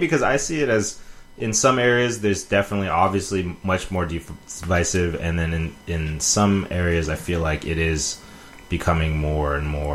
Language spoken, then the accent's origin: English; Oakland, California, United States; I grew up in Oakland